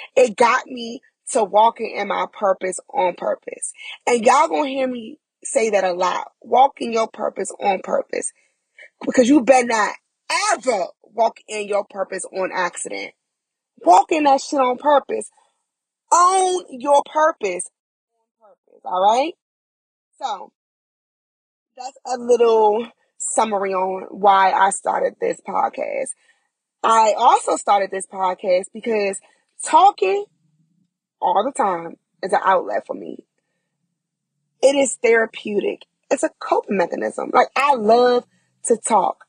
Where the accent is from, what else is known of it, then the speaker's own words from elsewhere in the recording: Prince George's County, Maryland, United States; moved away as an adult; also born or lived in Charlotte area, North Carolina; now in Charlotte, United States; I am from Prince George's County, Maryland. And I relocated to North Carolina within the Charlotte area about four and a half years ago